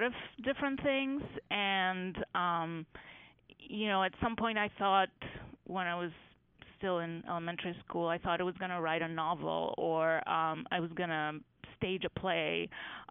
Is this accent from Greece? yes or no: yes; Greece; moved away as an adult; now in United States; when I was growing up in Greece